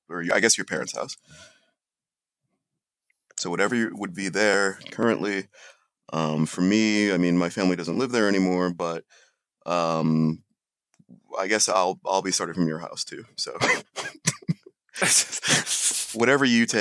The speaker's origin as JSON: {"language": "English", "area": "a suburb north of Columbus", "region": "Ohio", "country": "United States", "tie": "born or raised there", "said": "we're both from the Columbus area. And this one is going to involve the Central Ohio area. And we grew up in a suburb north of Columbus"}